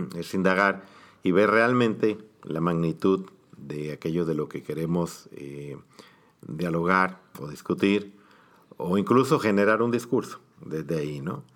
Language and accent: Spanish; Mexico; como población mexicana